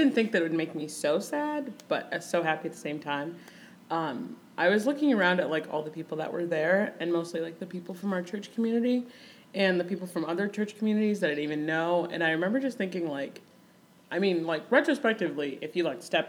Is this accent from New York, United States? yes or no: no; Grand Rapids, Michigan, United States; moved away as an adult; also born or lived in Kenya; now in Ohio, United States; I grew up in Michigan, West Michigan, like Grand Rapids area